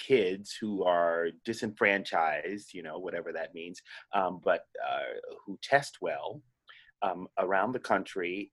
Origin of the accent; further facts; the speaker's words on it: New York City, New York, United States; I grew up in Harlem and in New York City here